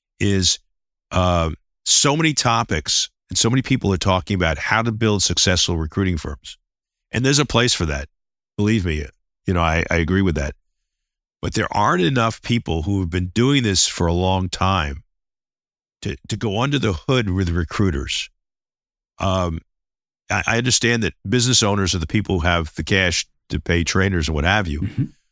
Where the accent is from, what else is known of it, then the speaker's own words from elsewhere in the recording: New York City, New York, United States; I'm originally from the Bronx, and you know, sort of kind of tough, rough and ready approach.